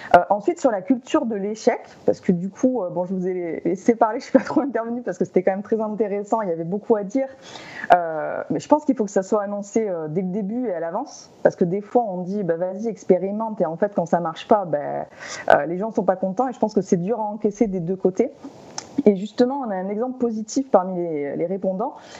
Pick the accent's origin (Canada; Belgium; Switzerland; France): France; chez nous en France